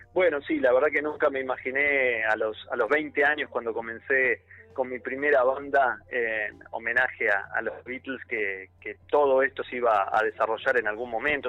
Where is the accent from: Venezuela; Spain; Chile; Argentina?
Argentina; soy argentino con otro con otra cultura, con otro idioma